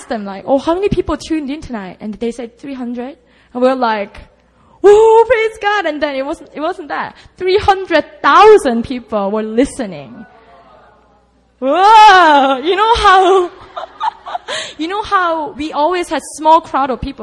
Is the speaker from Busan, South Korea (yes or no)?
yes; Busan, South Korea; moved away; oh, that's my hometown.